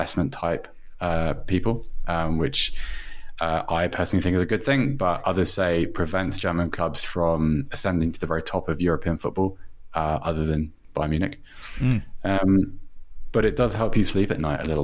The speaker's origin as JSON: {"language": "English", "region": "England", "country": "United Kingdom", "said": "I'm from England"}